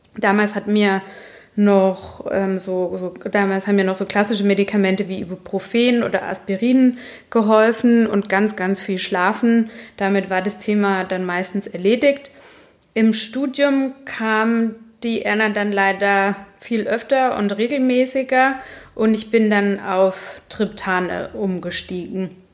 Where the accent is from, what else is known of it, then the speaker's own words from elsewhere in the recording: Baden-Württemberg, Germany; accent: Badisch; ich komme aus Baden und da hat man einen ziemlich äh, starken Dialekt, wenn man ihn denn spricht.